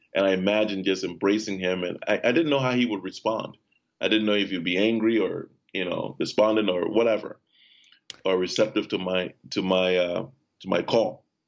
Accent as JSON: {"language": "English", "country": "Liberia", "tie": "born or raised there", "moved": "yes", "said": "I was born in Liberia, West Africa, in 1979."}